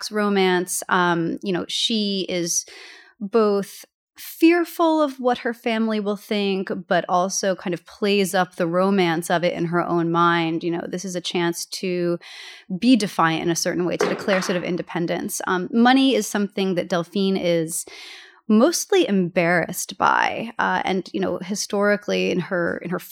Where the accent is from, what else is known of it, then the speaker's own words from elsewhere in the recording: United States; moved away; the Hudson River, which my hometown is located next